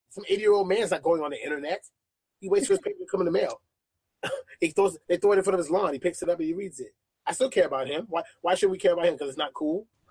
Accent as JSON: {"language": "English", "town": "New York City", "region": "New York", "country": "United States", "tie": "born or raised there", "also_born_or_lived": "Atlanta, Georgia / Lafayette, Alabama", "moved": "as an adult", "lives_now": "Georgia, United States", "said": "growing up in Brooklyn, New York, I had five daily newspapers to choose from"}